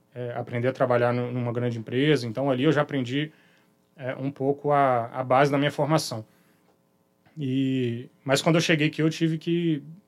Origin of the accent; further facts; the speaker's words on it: Belo Horizonte, Minas Gerais, Brazil; moved away as an adult; now in Vitória, Brazil; minha origem, minha infância, minha educação né, inicial, vamos chamar assim, toda feita lá em Belo Horizonte